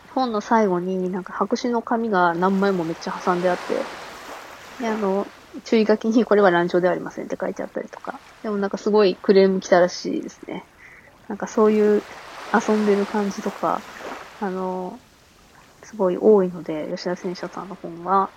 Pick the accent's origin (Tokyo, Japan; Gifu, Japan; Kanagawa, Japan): Gifu, Japan; ずっと生まれた町で暮らしているので